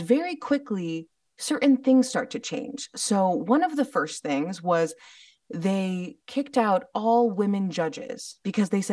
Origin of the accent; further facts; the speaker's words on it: United States; growing up in the West, growing up in America